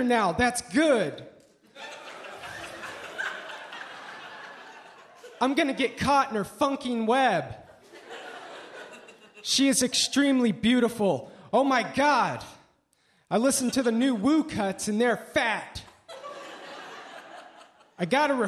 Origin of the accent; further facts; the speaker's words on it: Eugene, Oregon, United States; I was raised in Eugene, Oregon.